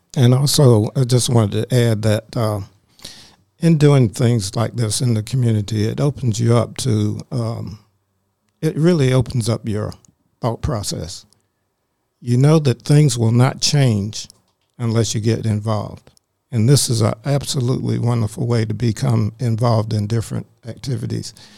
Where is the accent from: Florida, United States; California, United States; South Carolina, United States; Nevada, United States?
South Carolina, United States; Greer; now in Forsyth County, Georgia, United States; I grew up in South Carolina in a little small called Greer, South Carolina